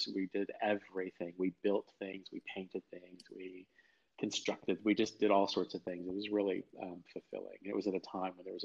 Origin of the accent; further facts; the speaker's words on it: Norwalk, Connecticut, United States; I grew up in Connecticut. I grew up in a town called East Norwalk